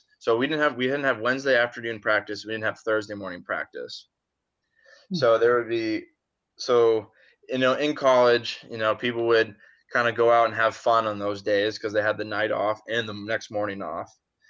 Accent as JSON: {"language": "English", "town": "Springfield", "region": "Illinois", "country": "United States", "tie": "born or raised there", "said": "I came from Springfield, Illinois is the birthplace of where I'm from."}